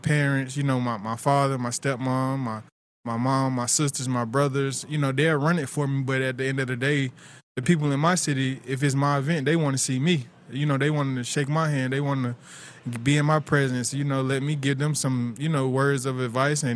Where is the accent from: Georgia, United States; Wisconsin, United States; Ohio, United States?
Georgia, United States; Tifton; I'm from Tifton. My parents, they were never together.